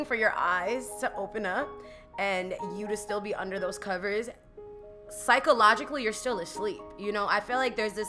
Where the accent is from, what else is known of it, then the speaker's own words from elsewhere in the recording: New York, United States; as a New Yorker